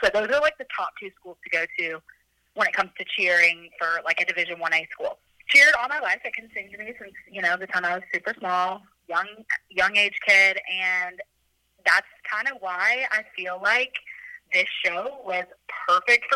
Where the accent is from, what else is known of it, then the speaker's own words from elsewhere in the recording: South Carolina, United States; moved away as an adult; also born or lived in Louisville, Kentucky; I actually grew up in South Carolina, lived there my whole life, went to high school